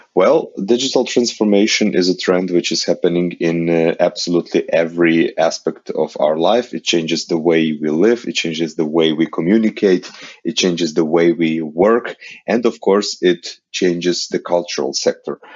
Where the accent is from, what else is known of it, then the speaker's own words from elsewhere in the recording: Ukraine; I am coming from Ukraine